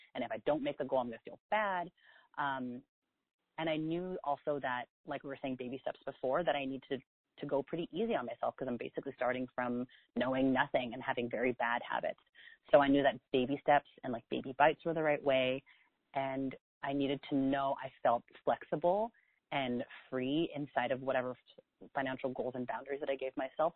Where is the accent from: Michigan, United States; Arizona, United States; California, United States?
California, United States; South San Francisco; also born or lived in New York; now in San Francisco, United States; I grew up in the Bay Area in South San Francisco